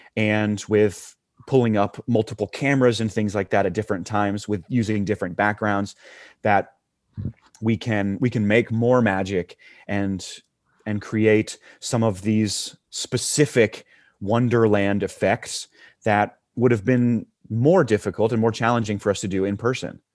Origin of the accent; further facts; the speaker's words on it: Huntsville, Alabama, United States; also born or lived in Tuscaloosa, Alabama; I grew up in Huntsville, Alabama, which is North Alabama